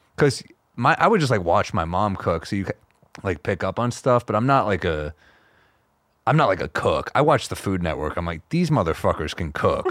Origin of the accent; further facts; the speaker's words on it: New York, United States; I'm a New Yorker